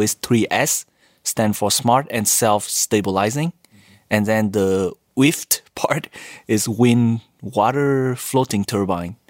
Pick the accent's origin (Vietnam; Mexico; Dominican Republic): Vietnam; moved away as an adult; also born or lived in United States; now in Japan; Originally from Vietnam. After high school, I went to U S for my bachelor degree